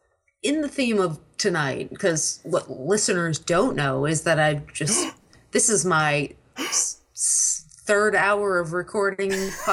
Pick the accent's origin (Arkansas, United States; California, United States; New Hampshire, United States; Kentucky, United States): New Hampshire, United States; I grew up in New Hampshire, so to me, we're all about, fuck all y'all, we don't need your rules, we're on our own.